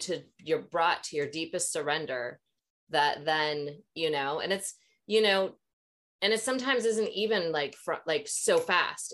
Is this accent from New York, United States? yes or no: no; Maple Grove, Minnesota, United States; also born or lived in Ely, Minnesota; when I was six, my parents moved to Maple Grove right outside of Minneapolis